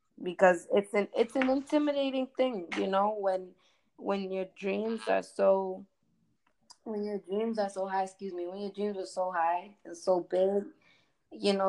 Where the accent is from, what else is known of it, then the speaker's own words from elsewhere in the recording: East Coast, United States; accent: East Coast; I'm from the East Coast